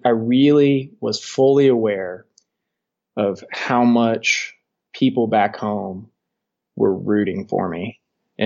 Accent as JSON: {"language": "English", "region": "Southern Indiana", "country": "United States", "moved": "as an adult", "lives_now": "Colorado, United States", "said": "I'm originally from Indiana, Southern Indiana"}